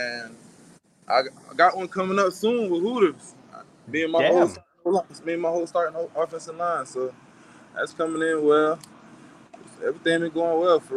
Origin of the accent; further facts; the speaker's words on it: Florida, United States; now in Louisville, United States; I'm from Florida